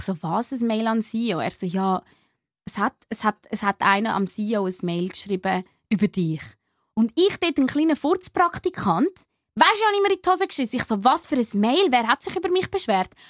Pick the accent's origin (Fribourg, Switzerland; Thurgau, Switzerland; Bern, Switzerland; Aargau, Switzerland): Aargau, Switzerland